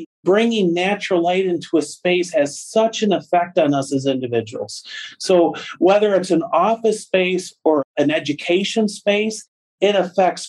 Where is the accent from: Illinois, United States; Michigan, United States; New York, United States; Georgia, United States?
Michigan, United States; Freeland; also born or lived in Midland, Michigan; I grew up in Freeland and moved away while I was in college and ultimately came back to Midland